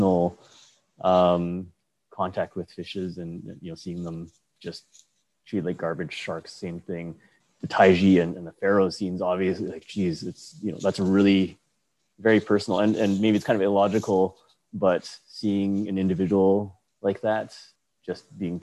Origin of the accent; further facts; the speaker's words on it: Edmonton, Alberta, Canada; moved away as an adult; also born or lived in Victoria; Previously I grew up in Edmonton